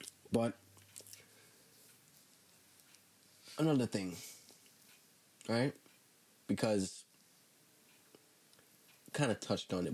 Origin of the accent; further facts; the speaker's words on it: Jamaica; I'm a Jamaican